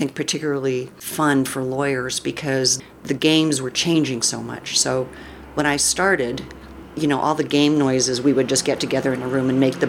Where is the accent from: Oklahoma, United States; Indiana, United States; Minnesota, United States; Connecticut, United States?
Connecticut, United States; Middletown; born there; also born or lived in upstate New York / D.C. area / Illinois / Bay Area; now in Ashland, United States; Well, I was born on the East Coast.